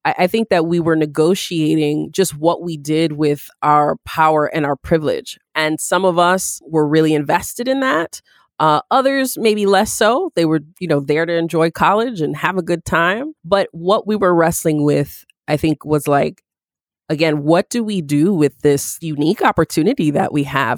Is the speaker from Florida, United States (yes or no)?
no; Syracuse, New York, United States; moved away; Growing up in Syracuse